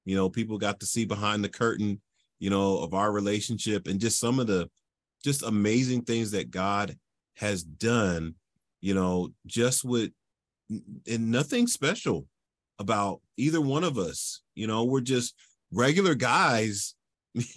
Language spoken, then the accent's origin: English; Philadelphia, Pennsylvania, United States; moved away; I'm originally from Philadelphia, Pennsylvania